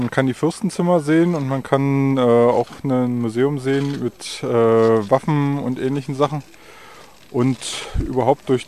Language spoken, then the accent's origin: German; Berlin, Germany; oder aus der Nähe von Berlin.